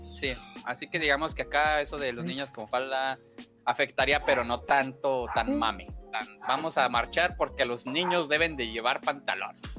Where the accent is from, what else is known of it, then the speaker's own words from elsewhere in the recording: Mexico; somos mexicanos